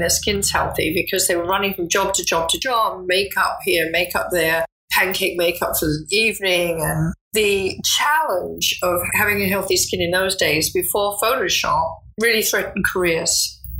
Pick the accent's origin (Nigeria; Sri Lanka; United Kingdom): United Kingdom; England; moved away as an adult; I started out as a secretary in New York because I came over from England as a secretary.